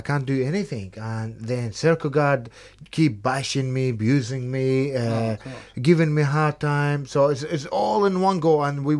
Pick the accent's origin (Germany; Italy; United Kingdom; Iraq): Iraq; Yes, I'm from Iraq.